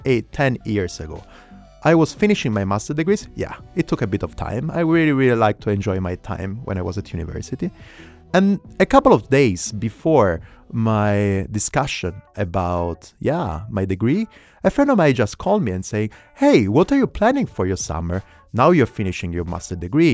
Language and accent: English; Italy; accent: Italian; English is a second language; now in Berlin, Germany; I'm 35 years old, and I'm Italian. You can understand it from my accent. I live in Berlin